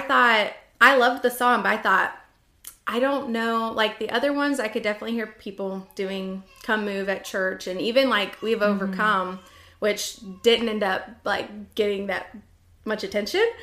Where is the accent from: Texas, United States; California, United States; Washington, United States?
Washington, United States; I grew up in Washington State.